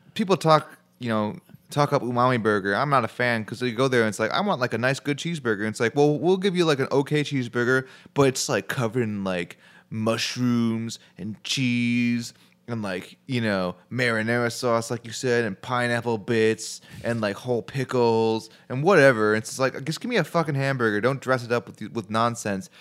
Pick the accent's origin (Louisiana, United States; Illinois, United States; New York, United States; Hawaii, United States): Illinois, United States; Chicago; I'm from Chicago